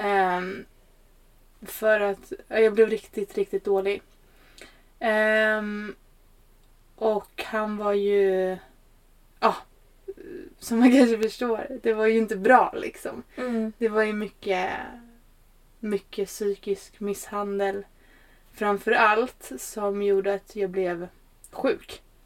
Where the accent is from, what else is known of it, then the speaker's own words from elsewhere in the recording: Stockholm, Stockholm County, Sweden; also born or lived in Norrland; kommer ju från Stockholm. Ehm, i botten så är jag ju en norrlänning, ja. Men, eh, är uppväxt i Stockholm